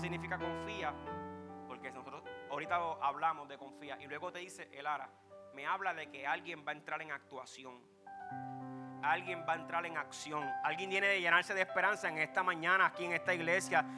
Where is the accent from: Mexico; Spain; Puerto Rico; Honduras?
Puerto Rico; Nacimos en Puerto Rico, un país que hay tecnología